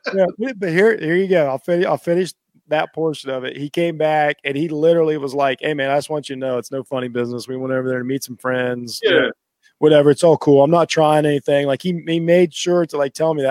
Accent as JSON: {"language": "English", "region": "Ohio", "country": "United States", "said": "I'm from Ohio"}